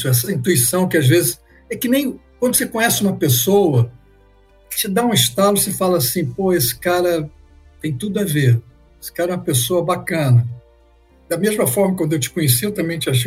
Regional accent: São Paulo, Brazil; now in United States; eu sou de São Paulo, mas eu moro nos Estados Unidos há 20 anos.

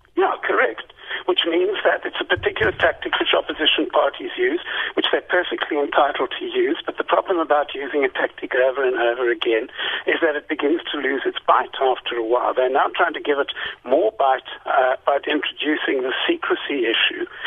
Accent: South Africa; we as South African citizens

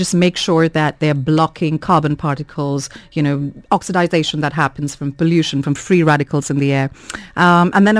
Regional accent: India

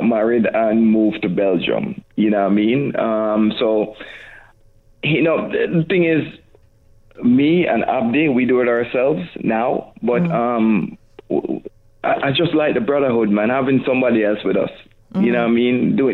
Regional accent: Jamaica; I'm Jamaican

